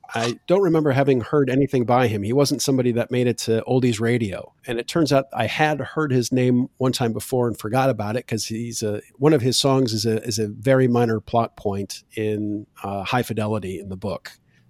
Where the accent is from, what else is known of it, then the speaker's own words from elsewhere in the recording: Daytona Beach, Florida, United States; also born or lived in Michigan / Tampa; that's where I grew up in Florida. I grew up in Daytona Beach and I went to college in Tampa.